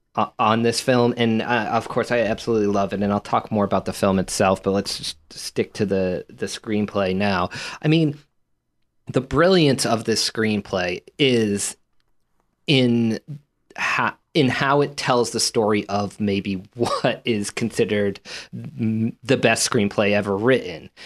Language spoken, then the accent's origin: English; United States; being from this country